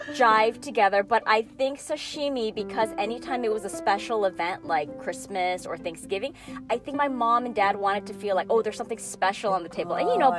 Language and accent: English; Chicago, Illinois, United States; now in California, United States; I grew up in the Midwest in Chicago and it was just my parents and my brother and I because my dad's side of the family was all here in California.